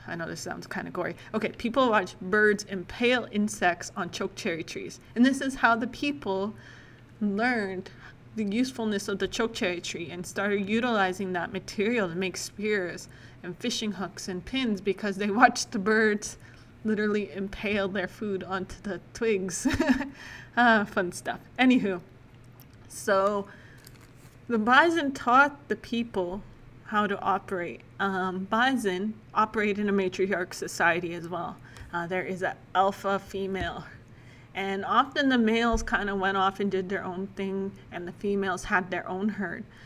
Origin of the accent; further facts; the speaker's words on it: Lac La Biche, Alberta, Canada; also born or lived in Saskatchewan; I spent most of my life growing up in Biche, Alberta